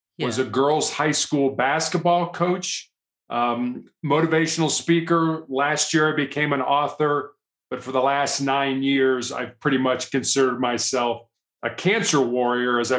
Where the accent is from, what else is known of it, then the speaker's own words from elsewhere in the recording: Chicago, Illinois, United States; moved away as an adult; also born or lived in Charleston, South Carolina; now in Colorado, United States; I was born and raised in Chicago, Illinois, third largest city here in the United States